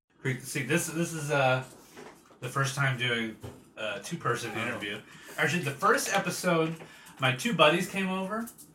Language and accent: English; San Diego, California, United States; born or raised there